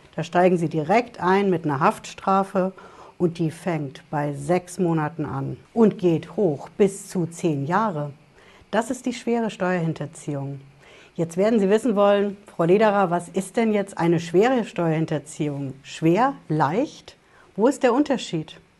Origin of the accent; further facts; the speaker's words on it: Germany; also born or lived in Hesse; bei uns in Deutschland